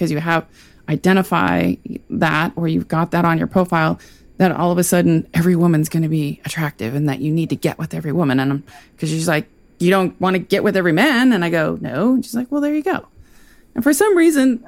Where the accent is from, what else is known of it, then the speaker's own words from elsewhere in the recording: California, United States; also born or lived in Sacramento; California, and we're in Sacramento